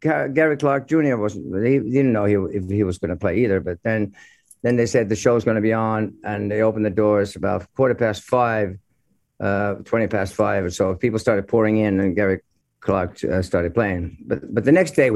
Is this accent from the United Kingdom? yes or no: no; Finland; we're growing up in Finland